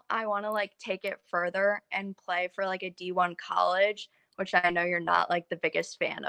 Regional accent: Michigan, United States; I'm from Michigan

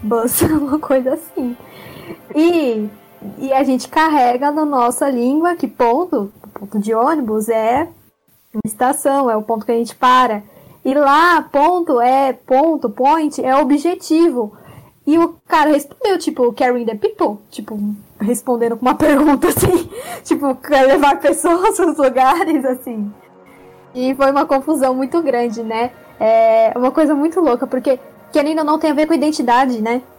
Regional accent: Brazil; eu sou brasileira

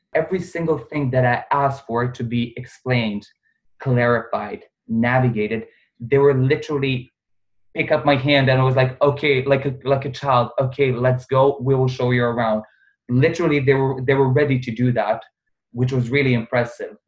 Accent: Bosnia & Herzegovina; also born or lived in Serbia; now in Dubai, United Arab Emirates; originally I'm from Bosnia

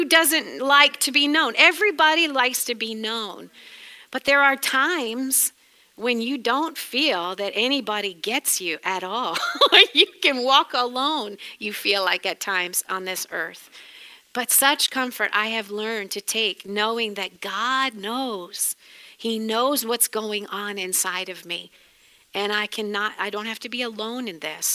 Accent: New England, United States; accent: New England; That's my New England accent

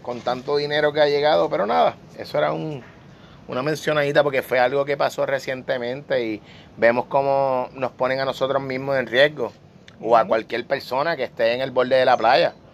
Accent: Puerto Rico; yo soy ciudadano de Boricua, ¿verdad? Soy puertorriqueño

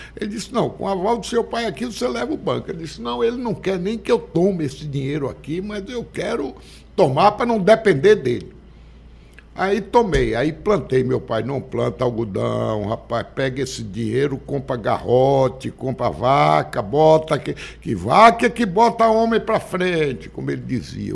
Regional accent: Muquém do São Francisco, Bahia, Brazil; also born or lived in Rio de Janeiro; now in Salvador, Brazil; Eu venho lá do Muquendo São Francisco, do Riacho da Serra Branca

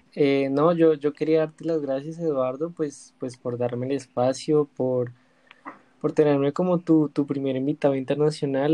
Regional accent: Colombia; si uno como colombiano

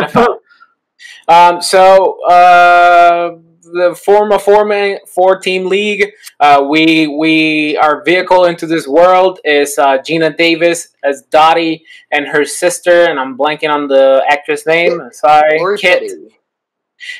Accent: Puerto Rico; I'm from Puerto Rico

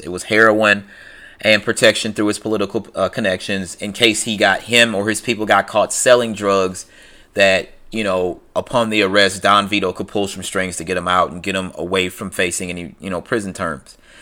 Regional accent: St. Louis, Missouri, United States; I'm from Saint Louis, Missouri.

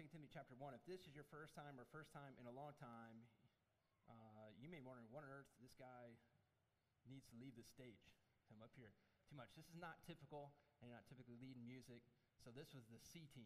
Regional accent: Michigan, United States; when I grew up in Michigan

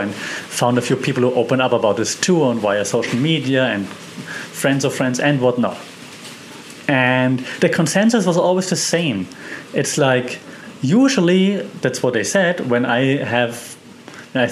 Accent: Germany; moved away as an adult; also born or lived in Europe / Australia; now in Thailand; where I'm from Germany

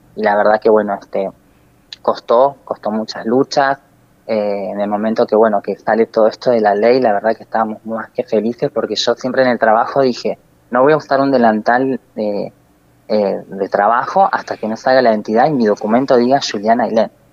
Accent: Río Gallegos, Santa Cruz, Argentina; al ser nacida y criada acá en Río Gallegos

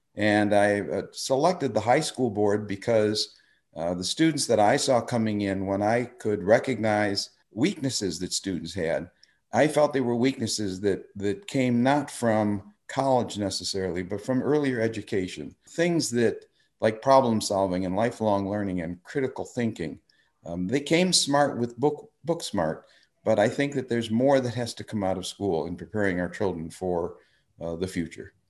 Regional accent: Park Ridge, Illinois, United States; moved away as an adult; now in Lake Forest, United States; I grew up in Park Ridge

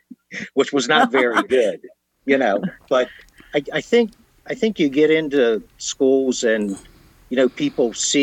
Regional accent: Washington, District of Columbia, United States; moved away; I was born and raised around the Washington, D.C. area

